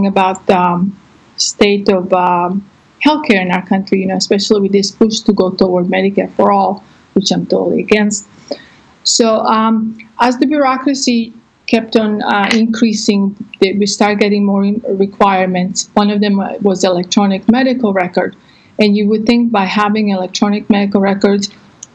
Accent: Croatia; now in Texas, United States; I'm actually from Croatia, but I've been in the States for 20-some

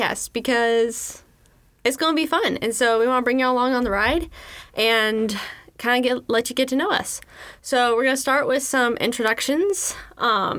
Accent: Southern, United States; accent: Southern; I sound super Southern on that one

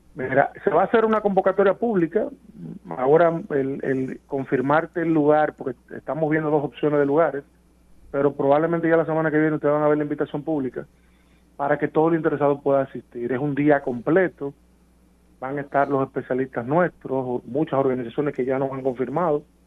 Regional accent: Santo Domingo, Distrito Nacional, Dominican Republic; yo soy dominicano y capitaleño

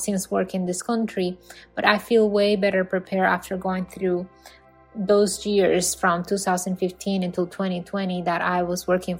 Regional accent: Dominican Republic; moved away as an adult; now in United States; in the Dominican Republic. I feel that I have a lot more freedom, but a lot less of liability back in my home country as an architect.

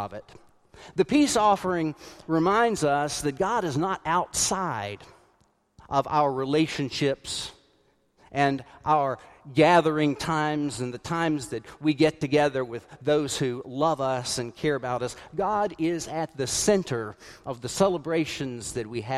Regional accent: South Carolina, United States; growing up in the United Methodist Church in South Carolina

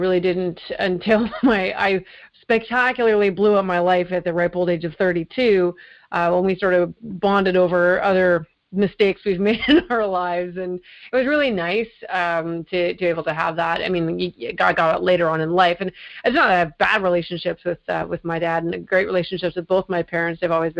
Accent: Winnipeg, Manitoba, Canada; also born or lived in Mississauga, Ontario; now in Burlington, Canada; I was born actually in Winnipeg, a great place to be from. No insult to Winnipeg. Half my family's moved back there again, so there's obviously a draw. But no, I grew up there for my formative years, and then I moved to Mississauga

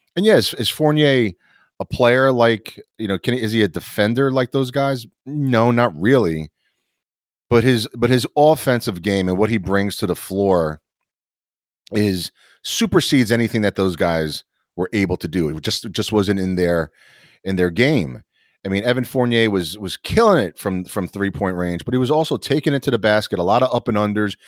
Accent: New York, United States; being a New Yorker

